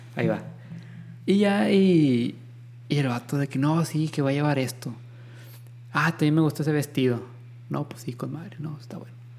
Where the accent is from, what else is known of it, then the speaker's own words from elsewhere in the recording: Mexico; somos mexicanos